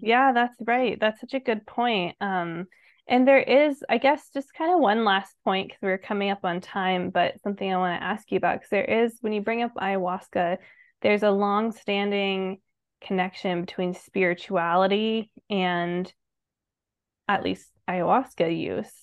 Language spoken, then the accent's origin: English; Colorado Springs, Colorado, United States; we b, both grew up in Colorado Springs